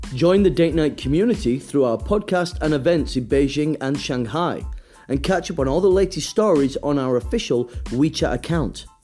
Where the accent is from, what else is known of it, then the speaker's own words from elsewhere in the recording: United States; now in China; I am also from the United States